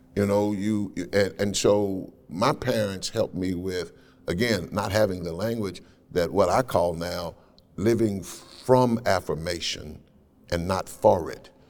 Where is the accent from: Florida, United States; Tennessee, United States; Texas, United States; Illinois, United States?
Tennessee, United States; Nashville; I was raised in Cheatham Housing Project over in North Nashville